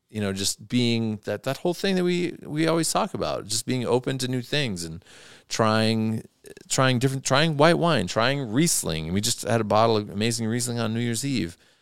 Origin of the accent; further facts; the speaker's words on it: Athens, Ohio, United States; my hometown of Athens, Ohio